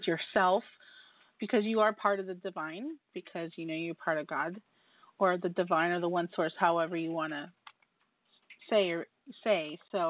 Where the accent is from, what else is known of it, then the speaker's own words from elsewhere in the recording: New York, United States; as a New Yorker